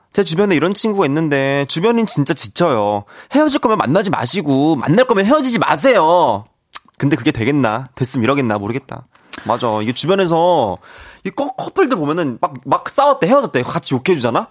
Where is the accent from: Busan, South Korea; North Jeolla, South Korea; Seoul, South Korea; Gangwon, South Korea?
Gangwon, South Korea; Wonju; moved away; 제가 원주의 아들이거든요. 제가 원주 사람입니다